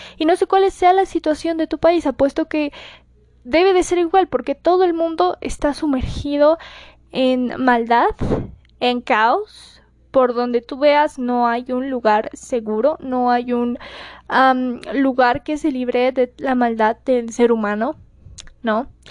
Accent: Mexico; para mi gente de México, que como saben ya estamos muy acostumbrados a los sismos acá

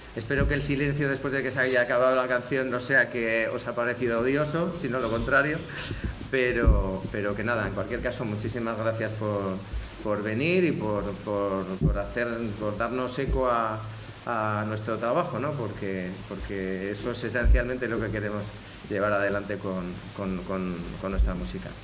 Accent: Spain; como español

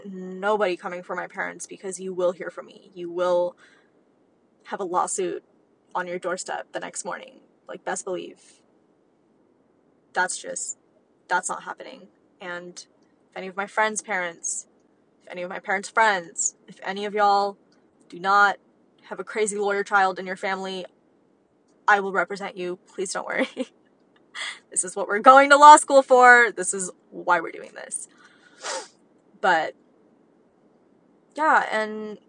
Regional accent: United States; as American kids

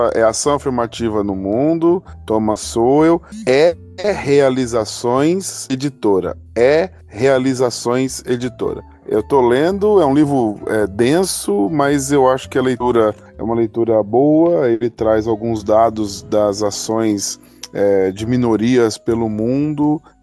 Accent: Mauá, São Paulo, Brazil; moved away as an adult; eu passei a, a, vida no meio da violência, né? Então faz 10 anos que eu saí da Grande São Paulo

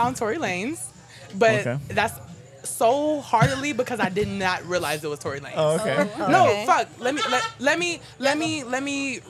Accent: the Bay Area, California, United States; moved away as an adult; I'm from the Bay.

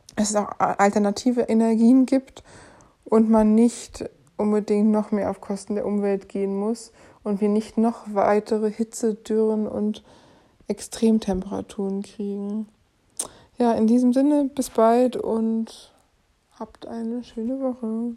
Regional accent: Germany; wir als Deutsche

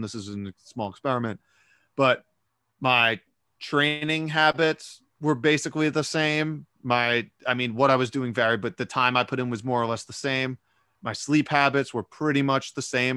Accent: New York City, New York, United States; I live in Brooklyn, New York, but I, uh, I grew up in New York City

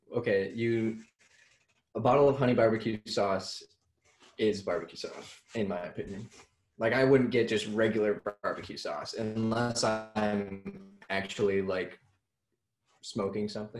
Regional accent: Iowa, United States; I'm from Iowa

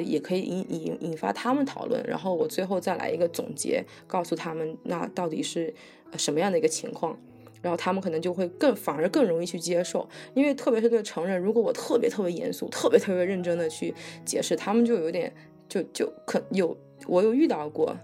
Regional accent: Fujian, China; moved away; 我老家是福建人

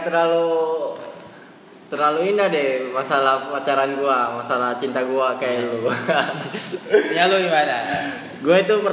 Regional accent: Kendari, Southeast Sulawesi, Indonesia; also born or lived in Makassar; gua asli Kendari kan, oh.

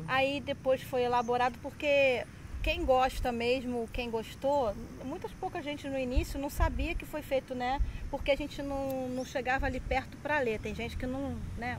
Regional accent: Rio de Janeiro, Brazil; now in Rio das Ostras, Brazil; Eu sou carioca, minha infância toda foi no Rio de Janeiro, em vila

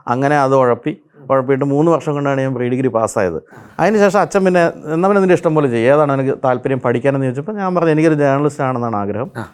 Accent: Pampady, Kerala, India; എന്റെ സ്വദേശം കോട്ടയത്തിനടുത്ത്

